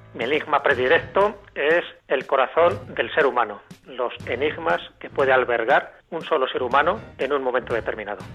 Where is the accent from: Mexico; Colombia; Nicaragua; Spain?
Spain; Castile and León; Aparece mi pueblo, aparecen los castillos, aparecen mis compañeros jugando y aparece sobre todo ese sabor entrañable que tienen los pueblos castellanos leoneses